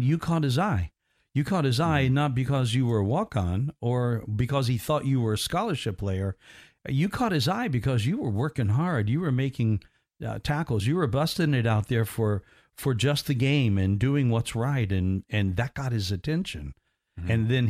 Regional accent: Indiana, United States; And it was all set in where I grew up in Indiana. And some of the games are played in southern Indiana in this movie. And just within 40 miles of where I grew up and lived.

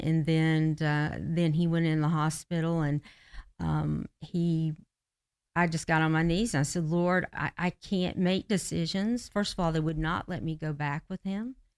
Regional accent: Georgia, United States; also born or lived in Kentucky / Florida; back to Georgia, where we're from

